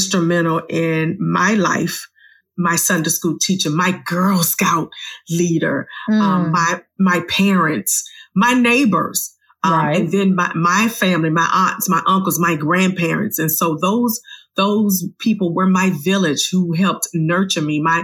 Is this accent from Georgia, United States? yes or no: no; Richmond, Virginia, United States; I was 6 minutes from my home, Virginia Union University. I'm from Virginia.